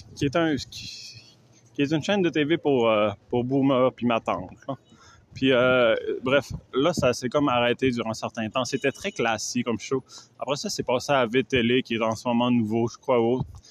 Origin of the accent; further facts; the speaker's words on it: Quebec, Canada; je viens du Canada